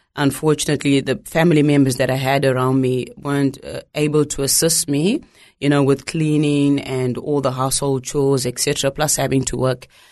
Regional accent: Zimbabwe; moved away; growing up in Zimbabwe

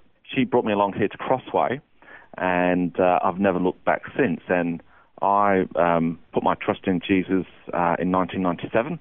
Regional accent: Derbyshire, East Midlands, United Kingdom; moved away as an adult; now in Australia; I was born in a place called Derbyshire in England

